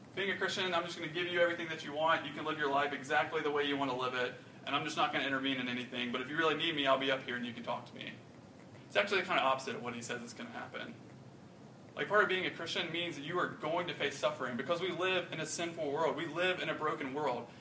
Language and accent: English; Rock Hill, South Carolina, United States; I grew up in Rock Hill. It's about an hour north of here.